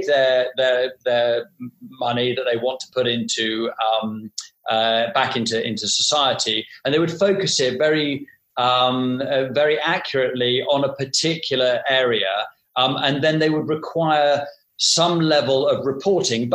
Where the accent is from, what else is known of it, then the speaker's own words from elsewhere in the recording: United Kingdom; now in London, United Kingdom; us being British and based in London